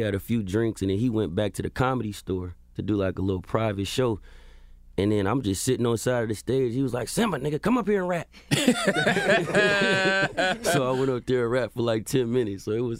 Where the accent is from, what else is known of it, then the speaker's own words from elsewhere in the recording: California, United States; So I'm from the Bay Area. The Bay Area.